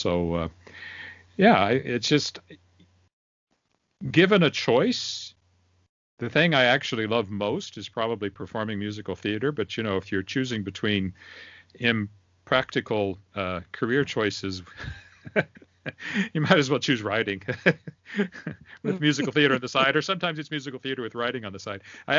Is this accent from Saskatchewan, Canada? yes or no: yes; Weyburn, Saskatchewan, Canada; now in Regina, Canada; it wasn't really until I moved up to Regina, I grew up in Weyburn, which is about 10,000 people.